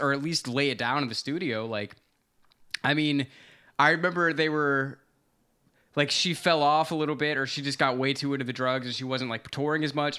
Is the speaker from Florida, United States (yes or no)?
yes; Florida, United States; I grew up in Florida